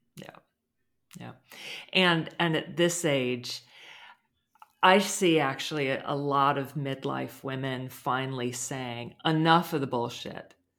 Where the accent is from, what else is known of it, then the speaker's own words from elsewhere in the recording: United States; I'm American